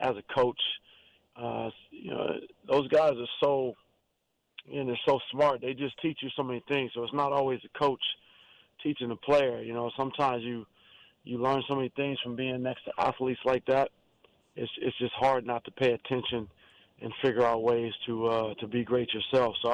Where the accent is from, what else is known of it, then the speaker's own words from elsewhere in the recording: Cleveland, Ohio, United States; my hometown